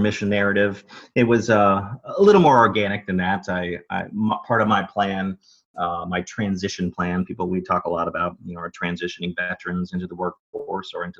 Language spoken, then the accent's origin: English; Dallas, Texas, United States; I'm originally from Dallas, Texas